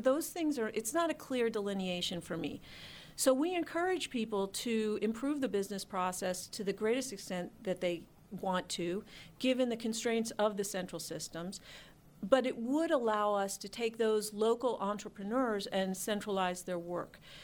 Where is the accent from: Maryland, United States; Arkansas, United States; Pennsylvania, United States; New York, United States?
Pennsylvania, United States; Philadelphia; moved away as an adult; also born or lived in Washington, D.C. area; I'm from Philadelphia, and I had been in Philadelphia in banking